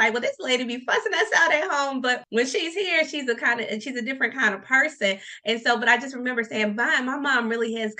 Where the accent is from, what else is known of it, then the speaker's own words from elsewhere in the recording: Norfolk, Virginia, United States; now in Richmond, United States; I'm actually from downtown Norfolk.